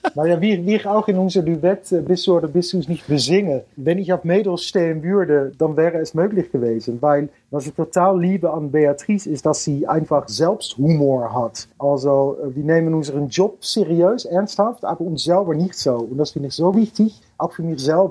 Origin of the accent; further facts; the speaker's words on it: Netherlands; German is a second language; bin ich aus Holland